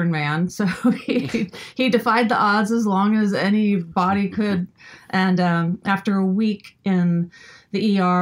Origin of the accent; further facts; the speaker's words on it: Midwest, United States; growing up in the Midwest